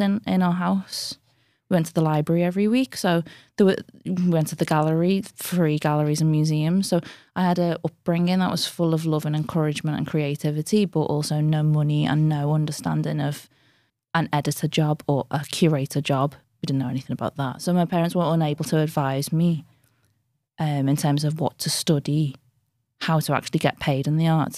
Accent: Liverpool, North West England, United Kingdom; I'm from Anfield, which is a very low-income area in it's inner city Liverpool

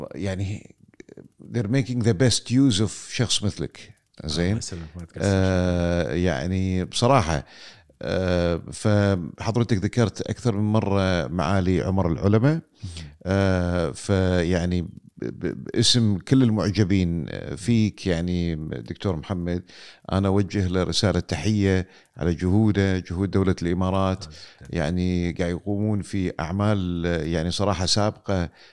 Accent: Kuwait; عندنا في الكويت

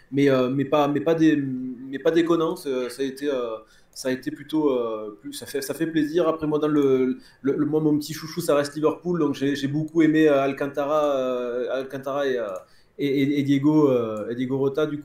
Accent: Toulouse, Occitania, France; ça me fait plaisir hein, en tant que Toulousain de les voir patauger un petit peu.

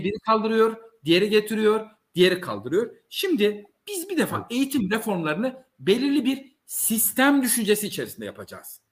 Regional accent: Malatya, Turkey; biyolojik olarak Malatyalıyım. Ben Malatya'nın bir devlet okulunda yetiştim.

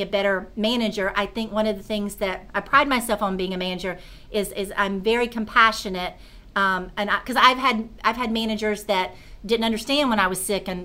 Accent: Concord, North Carolina, United States; I grew up right outside of Charlotte in a small town called Concord

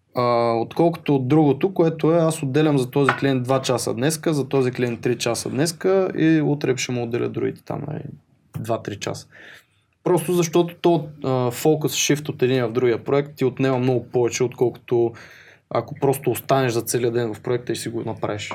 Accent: Botevgrad, Sofia Province, Bulgaria; also born or lived in Pravets; аз съм от Ботевград

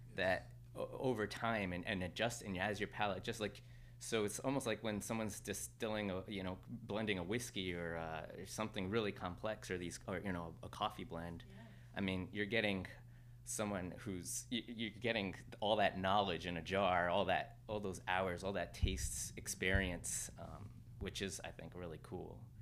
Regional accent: Mexico; moved away; I grew up in Mexico I was born there and raised there

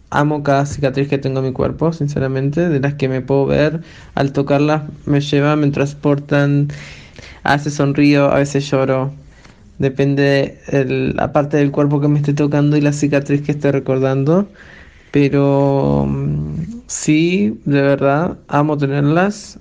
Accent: Uruguay; now in Chile; soy uruguaya y actualmente vivo en Chile

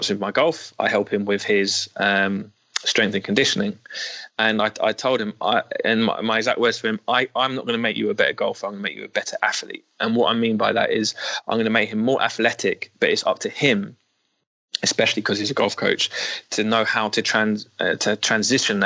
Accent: London, United Kingdom; I'm from Northwest London

